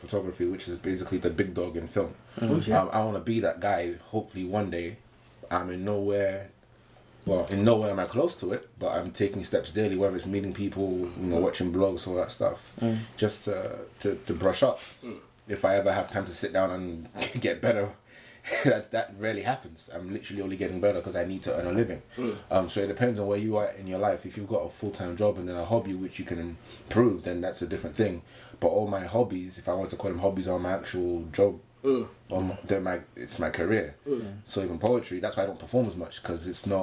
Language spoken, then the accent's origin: English; London, United Kingdom; I'm from Hackney still